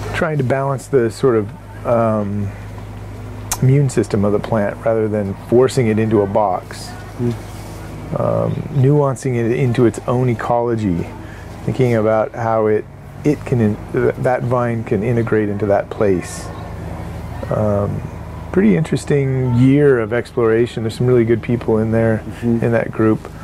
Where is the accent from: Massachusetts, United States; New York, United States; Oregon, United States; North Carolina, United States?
Oregon, United States; Salem; culturally, I grew up here. I grew up in Salem, and so, uh, you know, Oregon's been my home